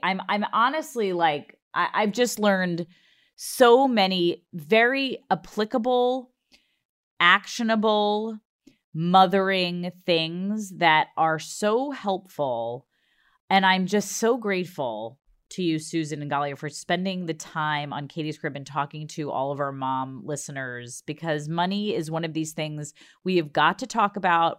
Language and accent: English; Long Island, New York, United States; I'm from Long Island